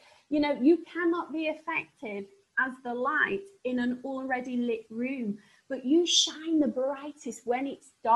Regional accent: Sheffield, Yorkshire and the Humber, United Kingdom; accent: northern; I come from Sheffield and people think that my northern accent's really novel.

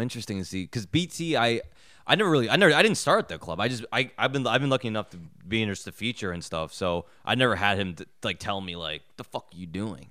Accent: New York, United States; I'm from New York

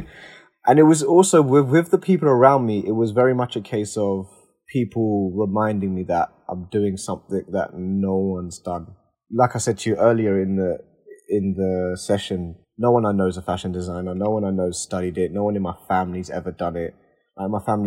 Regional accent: London, United Kingdom; I'm from East London as well

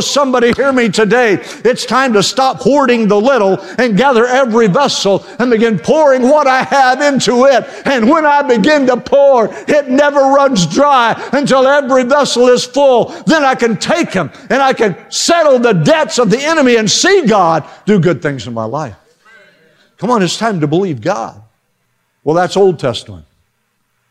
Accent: Western Oklahoma, United States; I grew up in Western Oklahoma

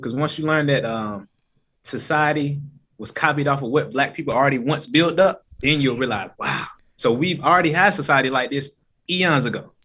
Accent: Atlanta, Georgia, United States; born or raised there; also born or lived in Decatur / Stone Mountain / Lithonia

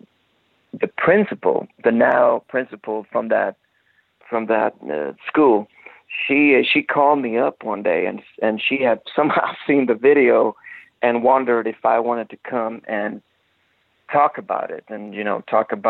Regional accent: Gothenburg, Västra Götaland, Sweden; moved away; go back to my hometown

